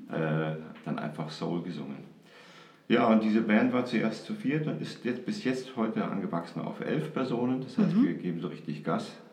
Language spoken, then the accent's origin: German; Kaufbeuren, Bavaria, Germany; now in Munich, Germany; ich komme nicht direkt aus München, ich komme aus Kaufbeuren